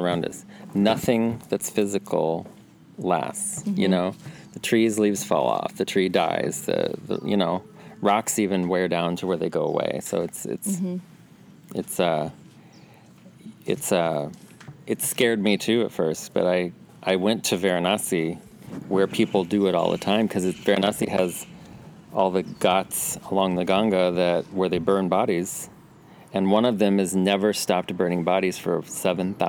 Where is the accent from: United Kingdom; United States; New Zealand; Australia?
United States; Illinois; moved away as an adult; also born or lived in St. Louis, Missouri; I grew up in Illinois, but the Illinois part is right across the river from St. Louis